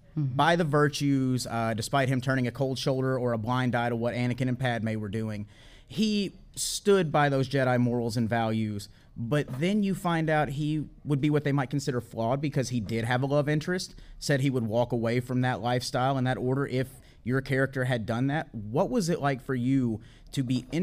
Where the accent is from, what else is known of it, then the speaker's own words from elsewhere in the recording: Tennessee, United States; a fellow Tennessee native as well.